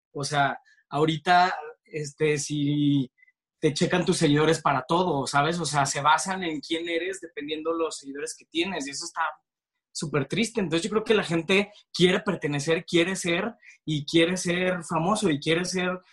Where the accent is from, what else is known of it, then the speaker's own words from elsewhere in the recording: Torreón, Coahuila, Mexico; moved away as an adult; now in Mexico City, Mexico; llegué, de provinciano, llegué a, la Ciudad de México a los 18 años y a los 19 entré a estudiar comunicación a Ibero